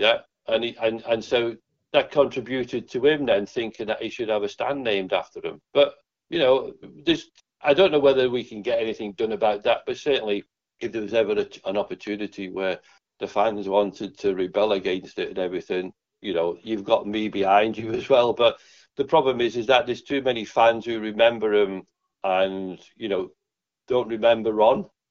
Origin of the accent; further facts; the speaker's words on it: Liverpool, North West England, United Kingdom; I'm from Liverpool.